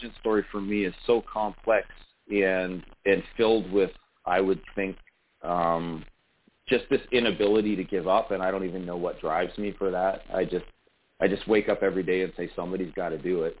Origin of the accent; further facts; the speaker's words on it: Sarnia, Ontario, Canada; I'm an elected member of council here in my hometown, Sarnia, Ontario, Canada.